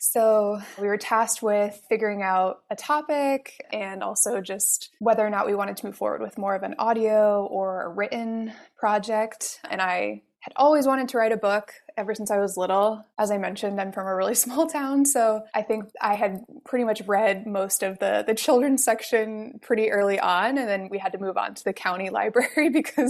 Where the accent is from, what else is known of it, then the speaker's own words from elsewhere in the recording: Montreal, Quebec, Canada; Canada, Montreal. And so really since then, I've lived in a big metropolitan area since I first left my hometown.